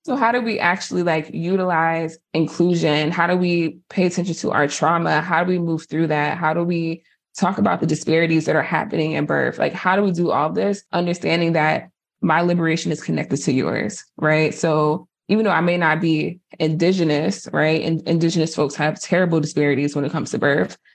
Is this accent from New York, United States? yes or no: no; New Jersey, United States; I'm from Jersey